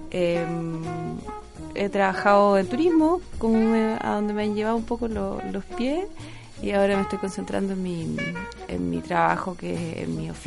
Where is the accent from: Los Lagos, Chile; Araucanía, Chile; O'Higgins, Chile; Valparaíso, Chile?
Los Lagos, Chile; Osorno; born there; also born or lived in Magallanes / Santiago; nací en Osorno, soy un poco de todas partes, me gusta mucho mi país y he vivido en distintas ciudades